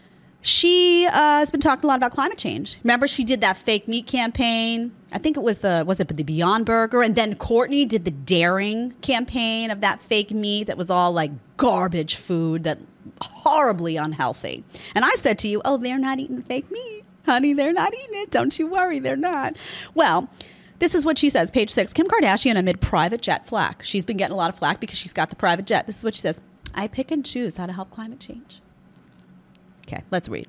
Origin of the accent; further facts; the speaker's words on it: New York, United States; I'm a New Yorker. I come from where all of a sudden the whole city is being overtaken by crime